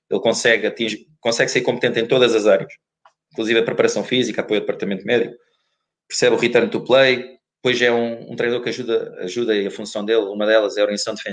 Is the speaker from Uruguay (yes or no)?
no; Évora, Alentejo, Portugal; Ele veio do norte, ele veio do norte, eu vim do, de Évora, o Nuno andou em Lisboa